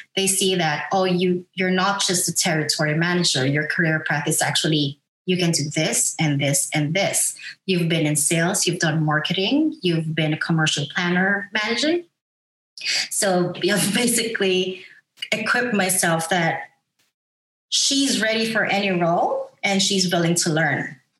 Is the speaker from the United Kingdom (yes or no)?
no; Philippines; moved away as an adult; now in Australia; I am from the Philippines. I'm a Filipina.